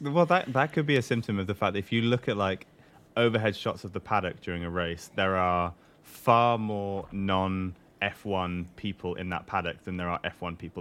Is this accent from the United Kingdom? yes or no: yes; Newcastle upon Tyne, North East England, United Kingdom; I'm from Newcastle, which is up in the northeast